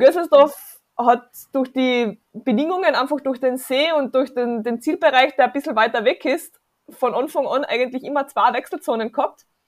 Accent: South Tyrol, Trentino-Alto Adige, Italy; moved away; also born or lived in Carinthia; ich bin ursprünglich aus Südtirol

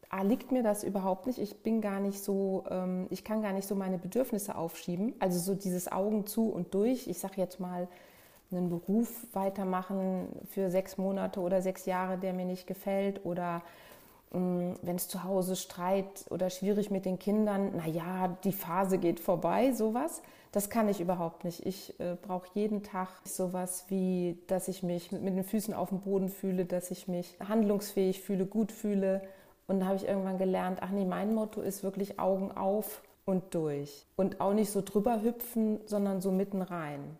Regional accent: Bad Dürkheim, Rhineland-Palatinate, Germany; also born or lived in Flensburg; Geboren bin ich in Flensburg, ganz im Norden Deutschland, aufgewachsen in Süddeutschland, eher in Rheinland-Pfalz, in Bad Dürkheim, an der Weinstraße.

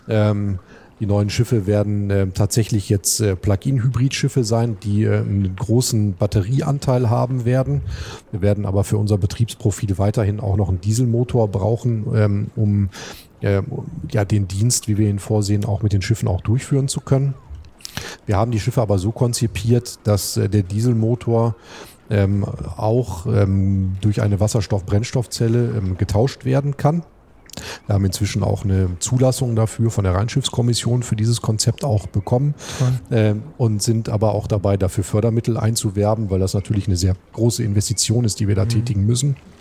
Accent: Duisburg, North Rhine-Westphalia, Germany; moved away as an adult; also born or lived in Flensburg; now in Hamburg, Germany; Ich bin in der Hansestadt äh, Duisburg geboren, ja. äh, habe auch da studiert

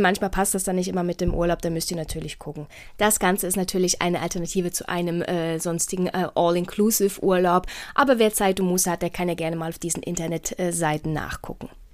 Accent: Portugal; moved away; in meinem Heimatland in Portugal

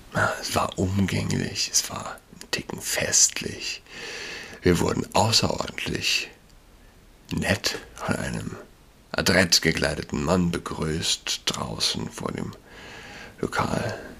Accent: Germany

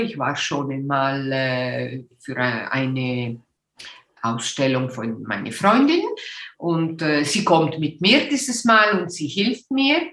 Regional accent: Ticino, Switzerland; first language Italian; German is a second language; also born or lived in Göttingen / Winterthur; ich bin aus äh, Tessin, die italienische Teil äh, vom äh, Switzerland

